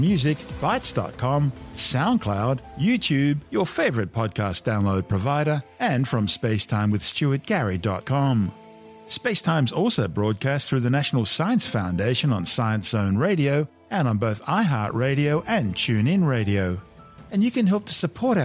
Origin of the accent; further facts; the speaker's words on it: Australia; like most kids growing up in Australia, I live to go skateboarding and surfing after school